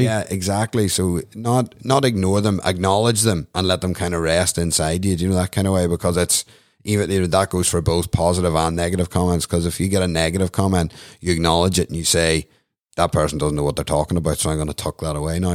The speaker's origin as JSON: {"language": "English", "town": "Newcastle", "region": "Northern Ireland", "country": "United Kingdom", "said": "I'm from Newcastle County Down"}